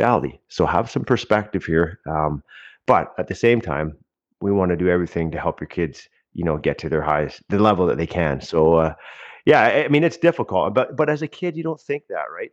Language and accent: English; Pitt Meadows, British Columbia, Canada; I grew up in the Lower Mainland, uh, of British Columbia, uh, in Pitt Meadows.